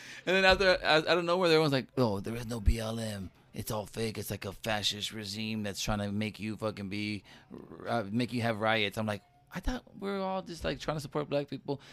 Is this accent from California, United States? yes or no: yes; Los Angeles, California, United States; growing up in East, in, in East L